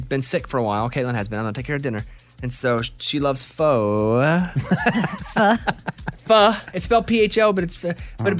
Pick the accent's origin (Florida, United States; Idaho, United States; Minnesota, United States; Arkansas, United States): Arkansas, United States; This is two-stepping Electric Cowboy right in my blood growing up in Arkansas